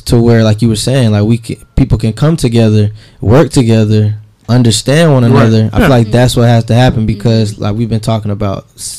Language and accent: English; United States; I'm an American. I'm from this land. I was born in this land, right?